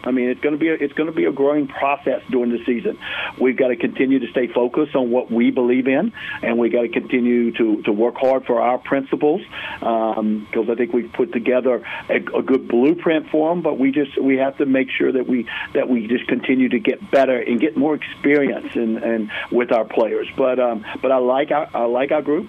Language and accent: English; Greensboro, North Carolina, United States; now in Durham, United States; Growing up in Greensboro, and then uh, been in Durham for for so long